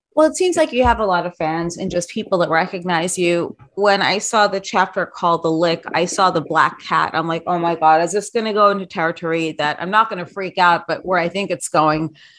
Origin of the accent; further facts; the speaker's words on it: New York, United States; I grew up in New York. I'm a New Yorker.